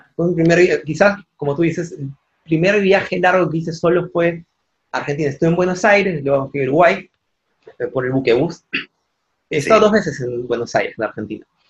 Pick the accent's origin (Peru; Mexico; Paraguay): Peru; yo soy peruano